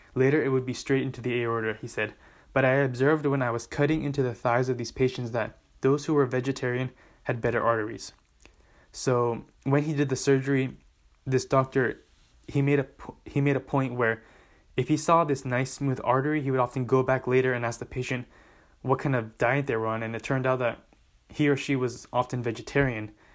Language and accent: English; Southern California, United States; my home state of Southern California.